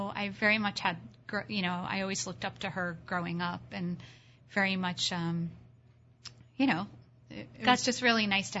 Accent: Baltimore, Maryland, United States; moved away; So as you mentioned, I grew up in Baltimore, which I adore. Sadly, I do not live there anymore.

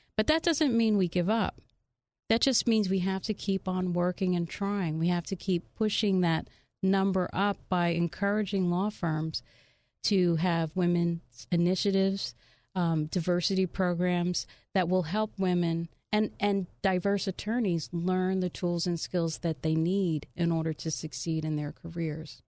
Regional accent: Union, United States; that was my initial growing up in Union, you know, very humble beginnings

